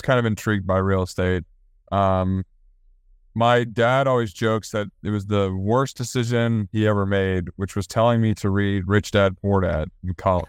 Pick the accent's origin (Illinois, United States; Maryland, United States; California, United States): Maryland, United States; moved away as an adult; also born or lived in Virginia; now in Charlotte, United States; I'm from Maryland, and my brother lives up near Maryland. My dad still lives in Maryland.